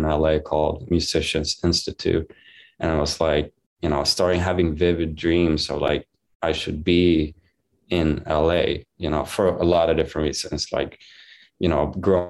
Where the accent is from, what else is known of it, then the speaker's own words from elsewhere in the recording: Varberg, Halland County, Sweden; moved away; I was born and raised in Varberg, Sweden